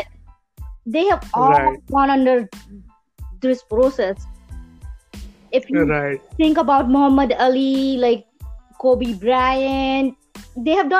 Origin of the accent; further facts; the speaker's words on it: Surat, Gujarat, India; now in Canada; I was born and raised in Silver Spoon in Surat, Gujarat, India, by my parents